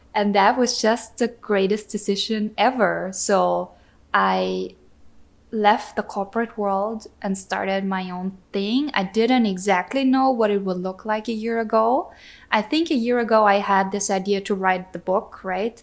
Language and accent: English; Austria; moved away as an adult; now in Wisconsin, United States; I was born and grew up in Austria.